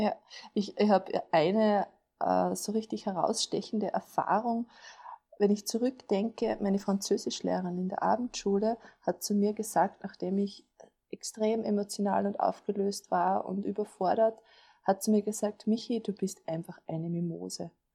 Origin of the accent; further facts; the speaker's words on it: Upper Austria, Austria; ich bin aus Oberösterreich